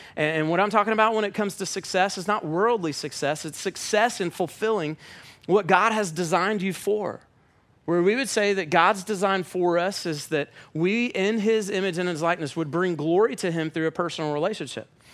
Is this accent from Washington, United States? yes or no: no; Atlanta, Georgia, United States